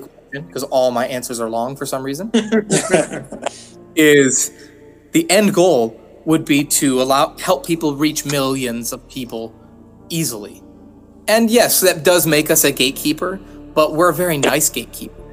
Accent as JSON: {"language": "English", "country": "United States", "said": "I'm American"}